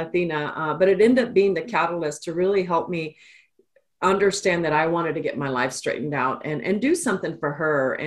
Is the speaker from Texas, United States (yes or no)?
yes; Austin, Texas, United States; also born or lived in El Paso, Texas; I'm actually a native Texan. I grew up in El Paso, was born in El Paso, and moved to Austin when I was about 9 or 10